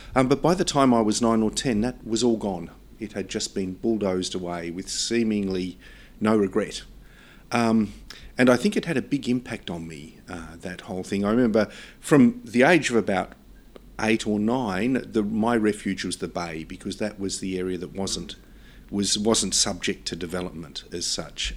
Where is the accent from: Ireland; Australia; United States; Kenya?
Australia; my sense of being Australian